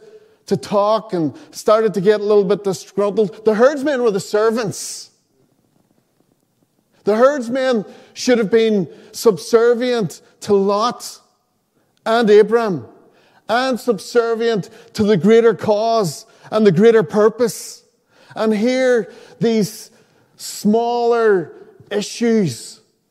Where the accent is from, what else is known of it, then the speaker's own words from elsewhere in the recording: Donegal, Ulster, Ireland; I grew up in Donegal